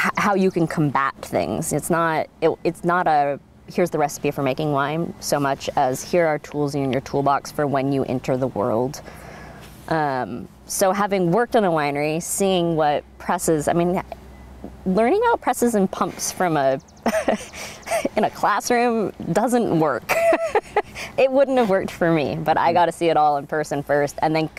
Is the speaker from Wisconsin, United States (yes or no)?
no; Gearhart, Oregon, United States; also born or lived in California; I was raised on the Northwest Coast here in a little town called Gearhart